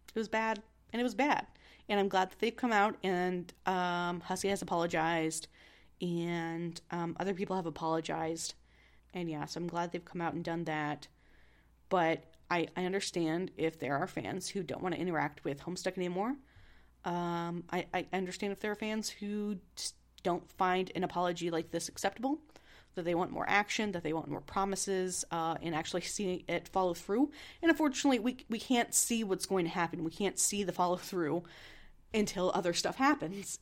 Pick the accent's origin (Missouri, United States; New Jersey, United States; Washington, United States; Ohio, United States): Missouri, United States; I'm from Missouri